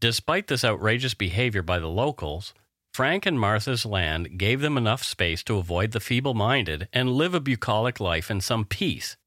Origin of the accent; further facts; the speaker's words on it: Canada; We are ordinary Canadian schmucks